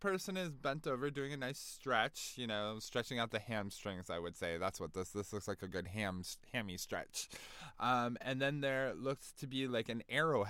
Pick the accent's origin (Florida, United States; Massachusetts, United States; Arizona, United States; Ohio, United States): Massachusetts, United States; growing up in Massachusetts, I was dragged to and off Red Sox games